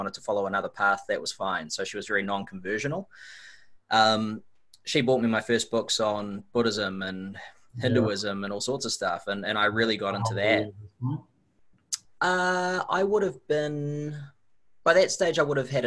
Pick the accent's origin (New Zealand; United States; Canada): New Zealand; Auckland; I grew up on the North Shore of Auckland.